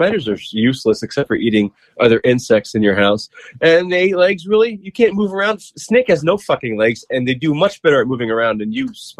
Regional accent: New Jersey, United States; now in Pennsylvania, United States; I'm from Pennsylvania. From New Jersey originally

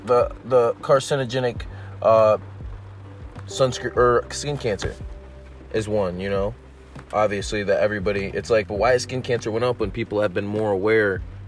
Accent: United States; I'm from the States, obviously

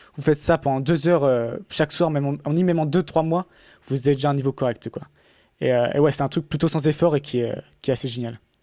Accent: France; accent: half French, half English; moved away as an adult; also born or lived in England; en tant que Français

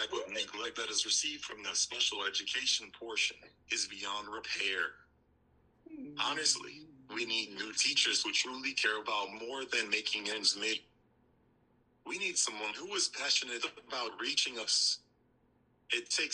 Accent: Louisville, Kentucky, United States; the small community we had in my hometown in Louisville, Kentucky

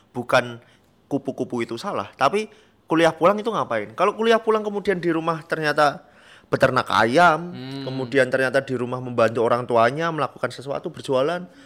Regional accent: Special Region of Yogyakarta, Indonesia; gimana cara membuat Gunung Kidul atau tetangga atau desa saya menjadi lebih sejahtera gitu

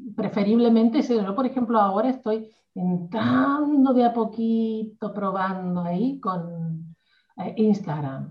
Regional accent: Argentina; yo soy argentina

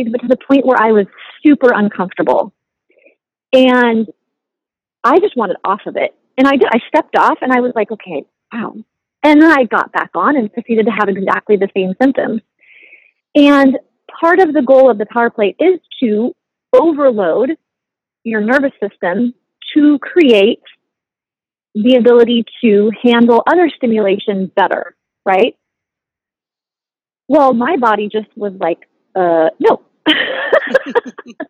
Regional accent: United States; We're both from the States.

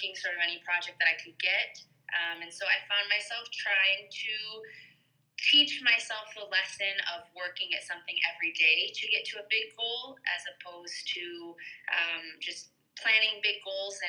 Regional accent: United States; moved away as an adult; also born or lived in Michigan; now in Medellín, Colombia; my upbringing was what I think most people would understand as white American

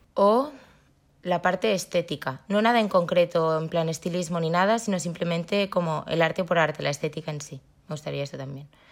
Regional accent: Barcelona, Catalonia, Spain; Soy de Barcelona

